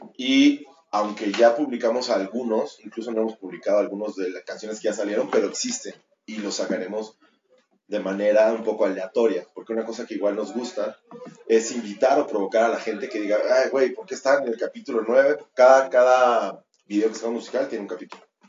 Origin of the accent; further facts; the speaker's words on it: Mexico; also born or lived in Mexico City; somos un chingo de mexicanos